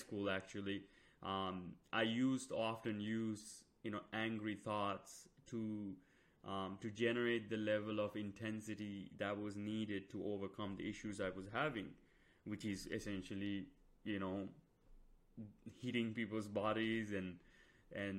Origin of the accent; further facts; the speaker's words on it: Sri Lanka; moved away; I came from Sri Lanka